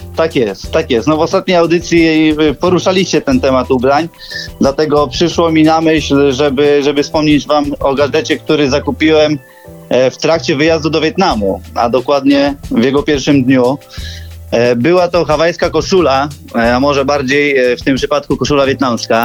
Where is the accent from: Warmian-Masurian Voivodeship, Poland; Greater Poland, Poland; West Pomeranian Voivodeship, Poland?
Greater Poland, Poland; Poznań; jestem z Poznania